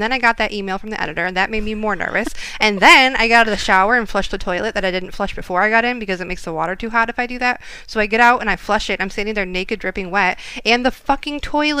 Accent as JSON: {"language": "English", "region": "Midwest", "country": "United States", "tie": "born or raised there", "said": "I really am from the Midwest. Yeah. This is my culture. This is how I was raised."}